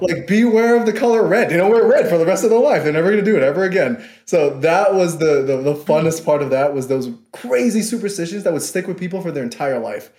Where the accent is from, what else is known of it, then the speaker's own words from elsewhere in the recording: New York City, New York, United States; moved away as an adult; I'm from Queens